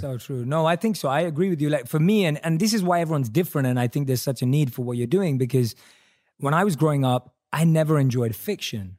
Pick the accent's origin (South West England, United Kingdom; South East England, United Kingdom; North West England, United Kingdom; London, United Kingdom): London, United Kingdom; I'm a British Indian, right? Born and raised in London, Indian